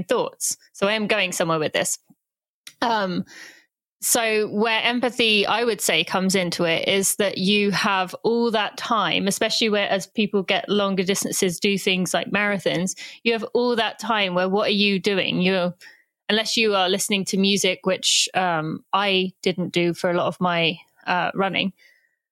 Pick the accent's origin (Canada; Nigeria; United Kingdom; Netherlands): United Kingdom; England; now in United States; I'm British, although I do live in America